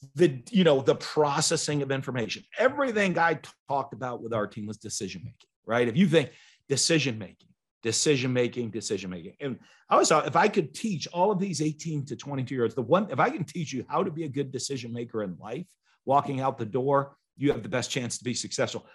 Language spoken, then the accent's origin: English; New England, United States; moved away; I'm from New England